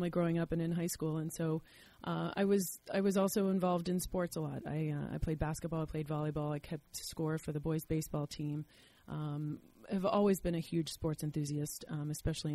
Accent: Latrobe, Pennsylvania, United States; I'm from Latrobe, Pennsylvania. And grew up there

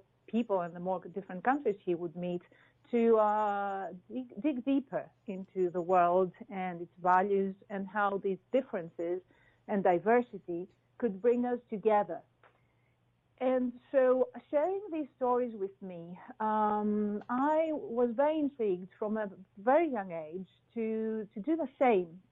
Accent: Athens, Attica, Greece; moved away as an adult; also born or lived in Qatar; I was born and raised in Athens.

